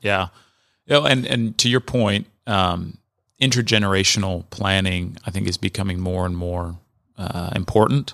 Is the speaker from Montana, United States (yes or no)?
no; Southern California, United States; moved away; born and raised in Southern California.